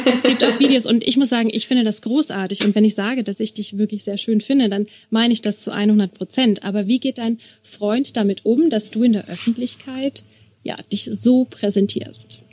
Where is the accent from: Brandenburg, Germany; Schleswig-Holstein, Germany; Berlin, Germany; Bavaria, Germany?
Bavaria, Germany; Regensburg; ich komme aus Regensburg